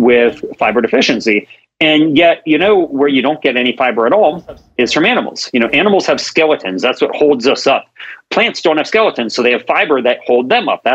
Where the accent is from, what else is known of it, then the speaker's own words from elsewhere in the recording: Maryland, United States; now in Sacramento, United States; I grew up in Maryland, and so I live in Sacramento